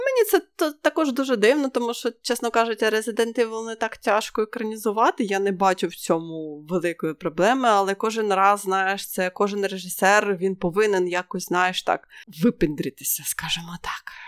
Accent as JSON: {"language": "Ukrainian", "country": "Ukraine", "said": "ми з України"}